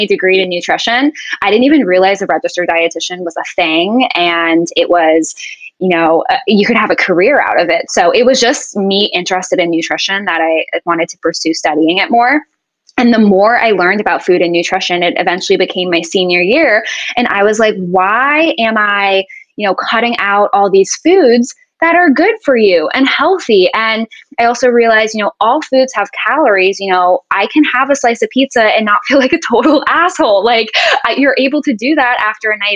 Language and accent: English; Boston, Massachusetts, United States; also born or lived in Jacksonville, Florida; now in St. Petersburg, United States; I was born and raised in Boston